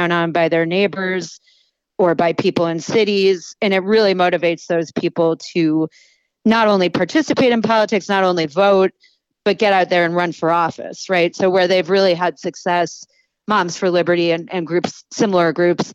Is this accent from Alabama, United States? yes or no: no; Buffalo, New York, United States; Erie County in Western New York, which is where I grew up. I grew up in Buffalo